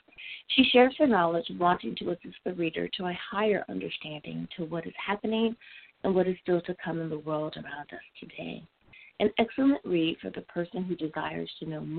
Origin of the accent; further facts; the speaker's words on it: United States; my home country of the USA